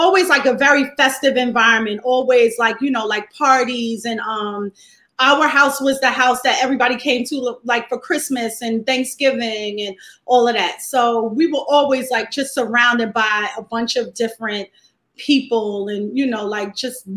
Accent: New York City, New York, United States; Born and raised in Fort Greene.

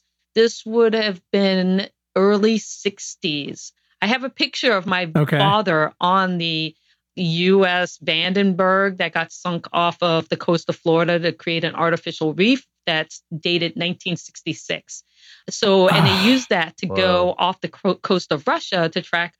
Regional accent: Guam; born there

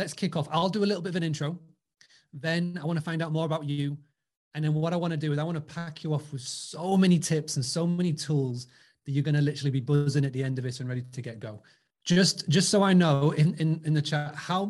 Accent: Scarborough, Yorkshire and the Humber, United Kingdom; born or raised there

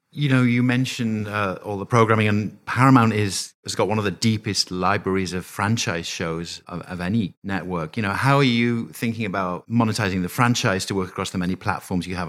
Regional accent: United Kingdom; now in United States; a Brit living here in, in the U S

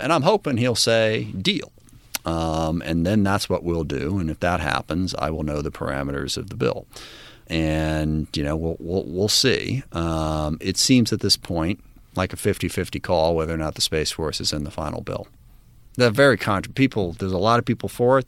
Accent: SeaTac, Washington, United States; the community I grew up in in SeaTac

